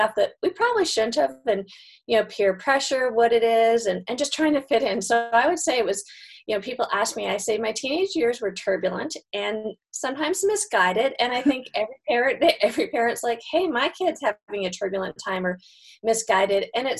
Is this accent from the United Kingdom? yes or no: no; Canada; now in United States; I grew up in Canada, so I'm Canadian and moved to the States.